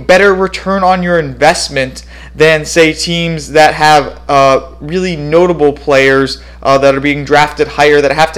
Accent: Phoenix, Arizona, United States; moved away as an adult; now in Madison, United States; I currently reside in Madison, Wisconsin. I'm originally from Phoenix, Arizona.

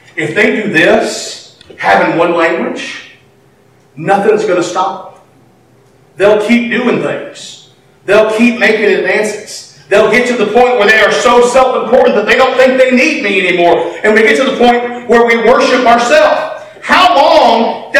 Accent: United States; being an American

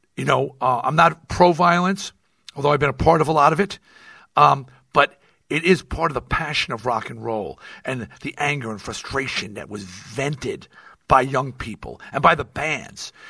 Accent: United States; now in Nevada, United States; I am American

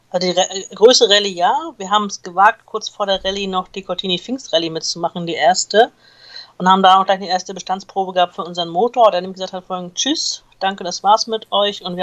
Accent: Rostock, Mecklenburg-Vorpommern, Germany; born there; now in Hamburg, Germany; Fast. Nur die eine Hälfte. Die andere Hälfte kommt gebürtig aus Rostock.

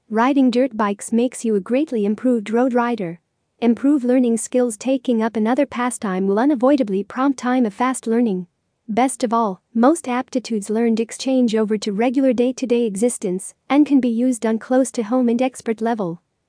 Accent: Arlington, Texas, United States; from Arlington, Texas, United States.

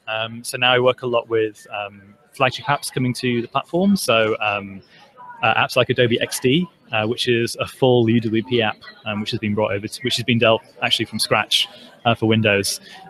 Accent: England, United Kingdom; now in United States; I'm from England.

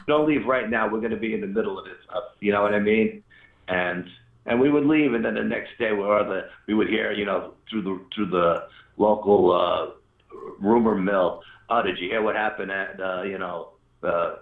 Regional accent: New York, United States; we're from New York

